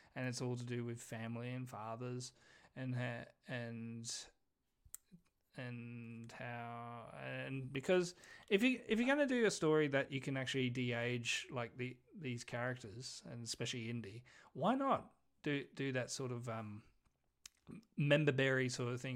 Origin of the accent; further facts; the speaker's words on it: New Zealand; I'm Kiwi.